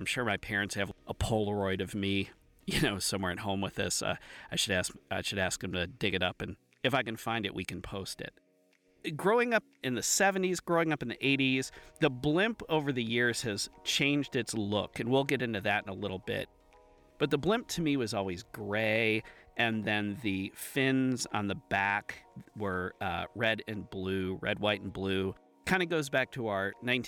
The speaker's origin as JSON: {"language": "English", "town": "Akron", "region": "Ohio", "country": "United States", "tie": "born or raised there", "moved": "yes", "said": "I grew up near Akron"}